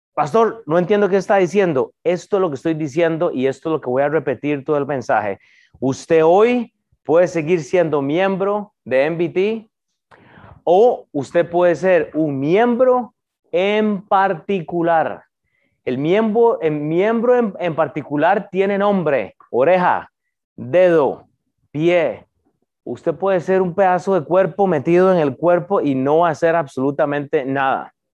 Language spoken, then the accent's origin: Spanish; Costa Rica; moved away; yo soy de Costa Rica